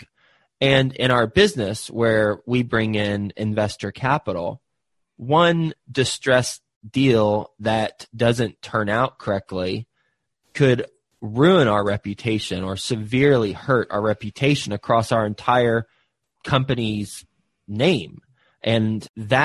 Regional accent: Fort Worth, Texas, United States; I'm from Fort Worth

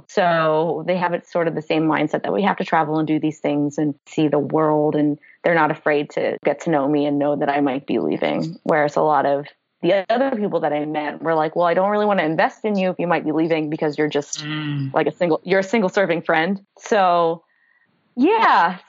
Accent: Pennsylvania, United States; also born or lived in Florida; now in Wellington, New Zealand; I grew up in Pennsylvania

